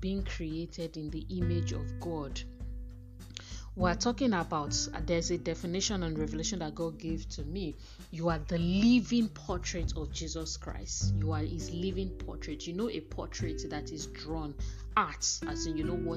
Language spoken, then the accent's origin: English; Nigeria; as women, as African women, as Nigerian women